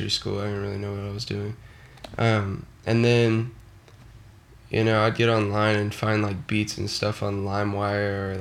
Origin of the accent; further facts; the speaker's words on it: Houston, Texas, United States; I'm from Houston, Texas